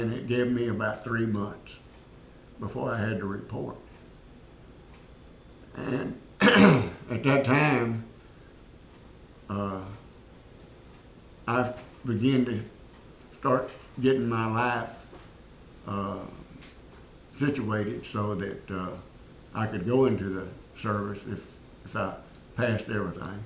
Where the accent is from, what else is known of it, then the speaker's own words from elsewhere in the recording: Shreveport, Louisiana, United States; now in Bedford, United States; I grew up in Shreveport. Went to school there.